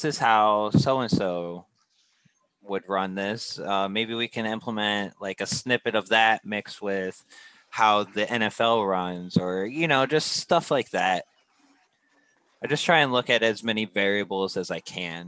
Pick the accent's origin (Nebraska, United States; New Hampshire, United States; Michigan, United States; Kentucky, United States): Michigan, United States; I'm from Michigan